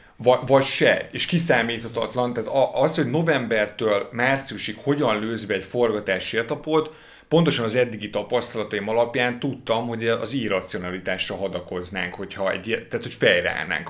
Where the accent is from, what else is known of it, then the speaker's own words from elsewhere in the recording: Budapest, Hungary; ahol felnőttem, a 17. kerületben, egy panel rengetegben.